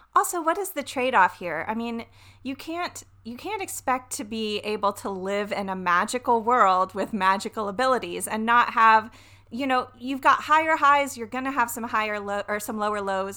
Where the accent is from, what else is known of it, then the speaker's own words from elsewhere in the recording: the South, United States; I'm from the South. You guys remember I'm from the South?